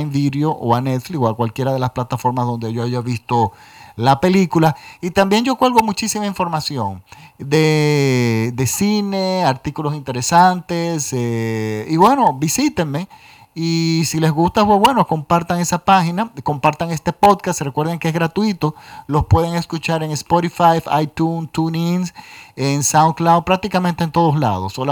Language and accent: Spanish; Dominican Republic; y por supuesto aquí en mi país, República Dominicana.